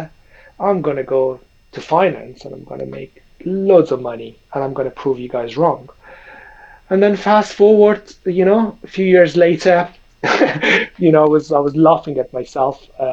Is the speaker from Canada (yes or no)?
no; Iran; moved away as an adult; also born or lived in London; I grew up in Iran playing basketball, sort of a semi-pro basketball through all my teenage time and sort of early university years. And then I come to London